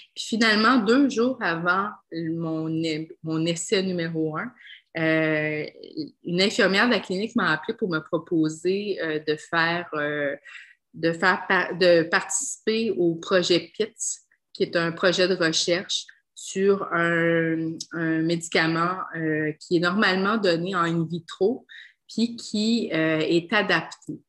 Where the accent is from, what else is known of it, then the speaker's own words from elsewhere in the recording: Quebec, Canada; je suis québécoise, mais j'ai l'air, euh, j'ai l'air multi-ethnique